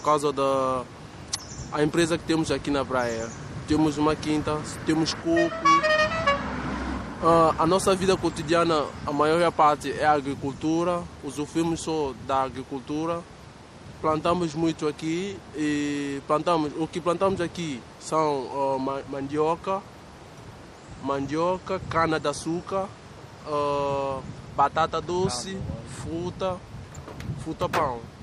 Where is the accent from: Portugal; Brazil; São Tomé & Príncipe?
São Tomé & Príncipe; Ribeira Afonso; Eu sou de Ribeiro Afonso